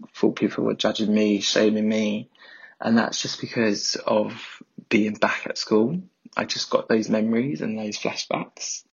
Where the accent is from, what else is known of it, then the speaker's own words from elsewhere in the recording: London, United Kingdom; I'm from South East London